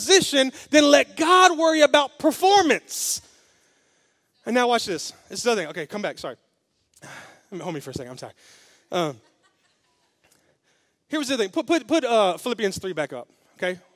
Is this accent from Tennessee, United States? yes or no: yes; Memphis, Tennessee, United States; I'm from Memphis, so I was kind of grew up in the hood